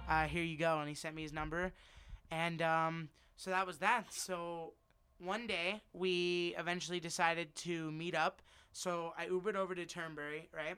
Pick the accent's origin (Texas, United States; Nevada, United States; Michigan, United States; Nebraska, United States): Nevada, United States; Las Vegas; also born or lived in New Jersey; We moved out here when I was one